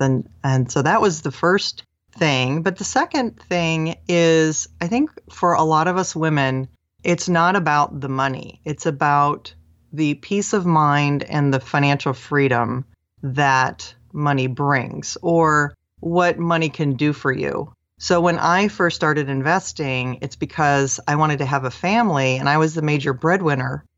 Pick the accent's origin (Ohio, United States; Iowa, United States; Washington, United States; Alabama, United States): Washington, United States; Seattle; I grew up in the Seattle area